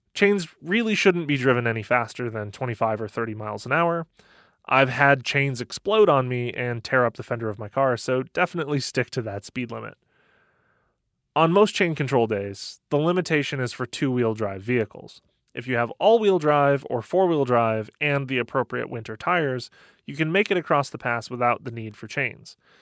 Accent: Michigan, United States; I grew up in Michigan

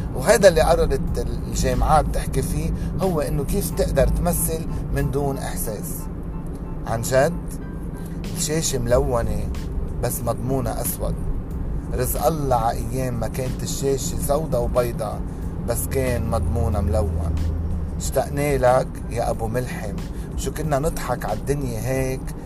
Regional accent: Lebanon; عندنا بلبنان

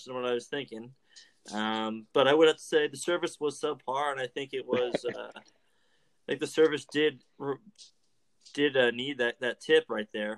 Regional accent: Monticello, Illinois, United States; also born or lived in Decatur, Illinois; I'm from Monticello, Illinois. Went to high school Monticello

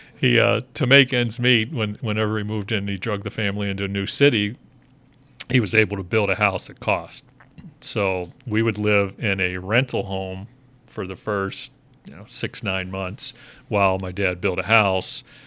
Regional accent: Cincinnati, Ohio, United States; born or raised there; also born or lived in Pittsburgh, Pennsylvania; now in Chicago, United States

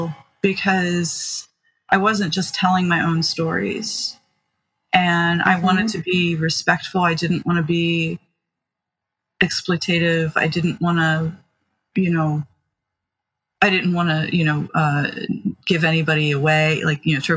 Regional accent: Maryland, United States; I grew up in, yeah, rural and now it's a bit more suburban, but Maryland, about 40 minutes or so from Baltimore City

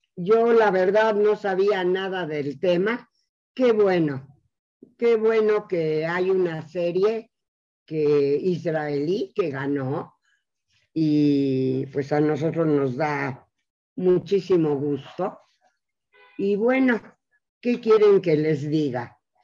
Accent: Mexico; los que estamos aquí en México, somos judíos mexicanos o mexicanos judíos

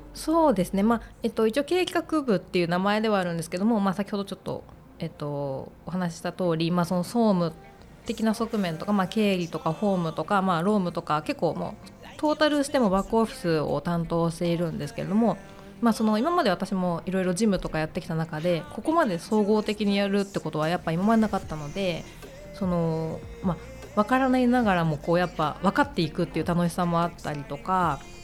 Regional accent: Hokkaido, Japan; moved away as an adult; also born or lived in Saitama / Sapporo; now in Tokyo, Japan; 私は北海道出身で、えー、専門学校を機に上京

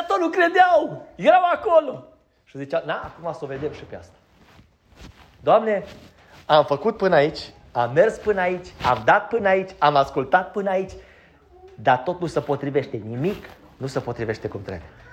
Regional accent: Romania; Noi suntem din România

